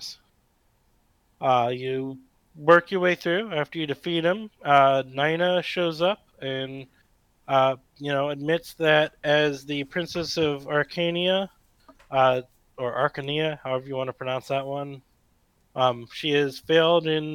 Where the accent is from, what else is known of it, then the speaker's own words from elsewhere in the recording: United States; I am an American citizen